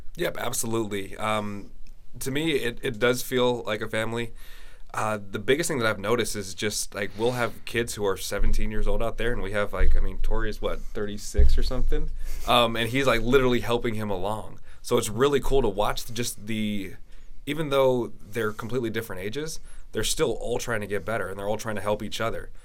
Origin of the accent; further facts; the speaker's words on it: San Francisco Bay Area, California, United States; moved away as an adult; also born or lived in Pacific Northwest; now in Norway; I'm originally from the San Francisco Bay Area